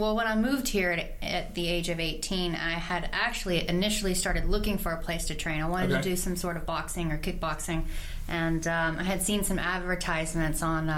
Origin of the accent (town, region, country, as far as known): Atlanta, Texas, United States; born or raised there